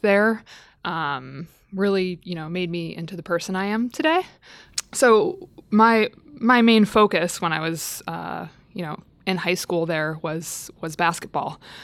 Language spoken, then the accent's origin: English; Midwest, United States; moved away as an adult; also born or lived in Staten Island, New York; I grew up in the Midwest